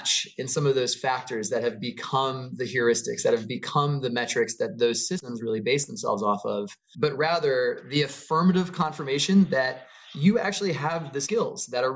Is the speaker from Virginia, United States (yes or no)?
no; Maryland, United States; moved away as an adult; now in California, United States; I grew up outside of DC. I grew up in Maryland on the East Coast.